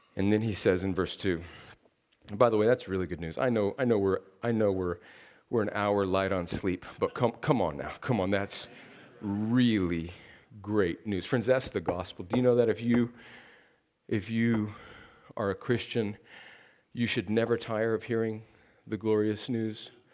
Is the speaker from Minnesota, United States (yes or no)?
no; desert in Southern California, United States; now in Columbus, Georgia, United States; I live here in Columbus, Georgia, but I grew up in a place in, in the desert in California where it never rains.